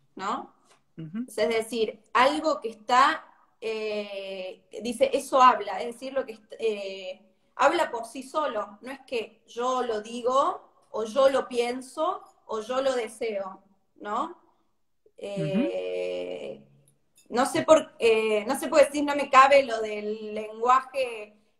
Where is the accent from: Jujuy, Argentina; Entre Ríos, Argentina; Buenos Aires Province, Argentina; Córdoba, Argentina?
Córdoba, Argentina; Yo soy de Córdoba